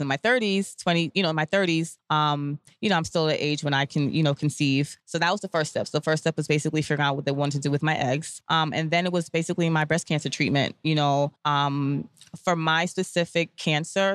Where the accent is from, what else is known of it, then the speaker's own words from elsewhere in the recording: New York City, New York, United States; I'm born and raised in Brooklyn from a Grenadian, um, Grenadian parentage